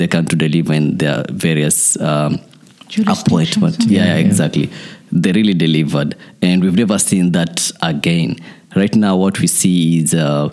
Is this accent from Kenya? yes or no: yes; Kenya; as a Kenyan